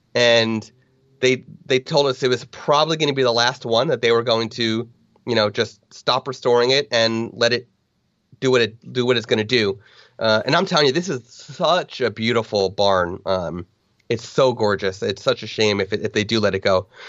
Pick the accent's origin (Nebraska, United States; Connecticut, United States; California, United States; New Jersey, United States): New Jersey, United States; I'm from New Jersey, we are just above sea level by like a couple hundred feet